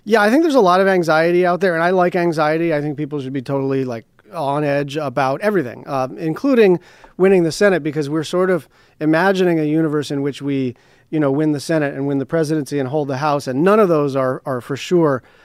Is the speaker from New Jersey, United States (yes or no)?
no; Hawaii, United States; I come from Hawaii